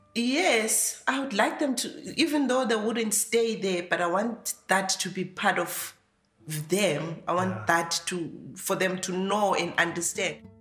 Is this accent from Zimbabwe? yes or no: yes; Lupane, Matabeleland North, Zimbabwe; moved away as an adult; now in Ireland; originally I come from Zimbabwe, and I've been here for 18 months. I come from a village in Zimbabwe. It's in uh, Matabeleland North Province. It's called Lupane